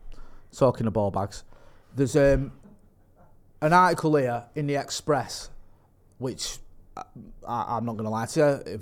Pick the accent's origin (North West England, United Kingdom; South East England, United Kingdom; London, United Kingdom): North West England, United Kingdom; Eccles; also born or lived in Stretford / Partington; I'm from Eccles. I've lived in Stretford. Yeah. I've lived in Stretford. I've lived in Ermsel. I've lived in Partington.